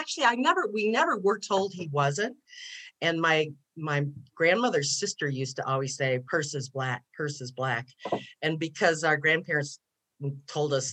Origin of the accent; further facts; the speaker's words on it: Detroit, Michigan, United States; I grew up in Detroit, okay. Michigan